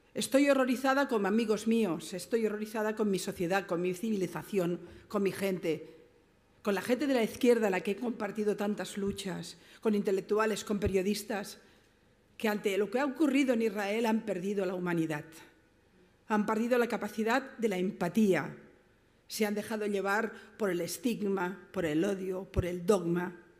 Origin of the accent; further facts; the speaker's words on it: Barcelona, Catalonia, Spain; yo vengo de Barcelona, mi ciudad